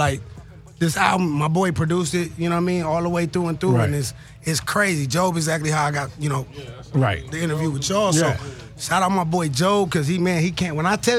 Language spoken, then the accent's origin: English; Compton, California, United States; born there; Hey, I was born in Compton.